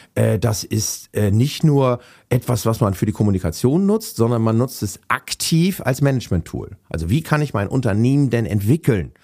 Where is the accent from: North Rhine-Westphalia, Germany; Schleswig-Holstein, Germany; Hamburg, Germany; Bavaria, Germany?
Hamburg, Germany; moved away as an adult; now in Wendland, Germany; ich bin, ja, alter Hamburger. Äh, ich bin in Hamburg aufgewachsen